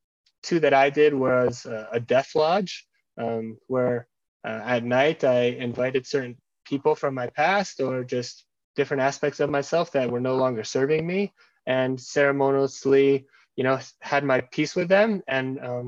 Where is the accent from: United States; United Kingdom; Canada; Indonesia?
United States; I grew up in the American culture. I have a really like ascension focused mindset of like, I want to make the most of every day.